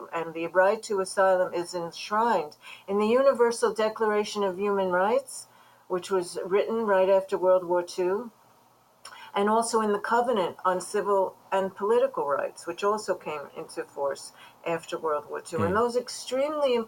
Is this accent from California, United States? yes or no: no; New York City, New York, United States; as a young Jewish girl growing up in Brooklyn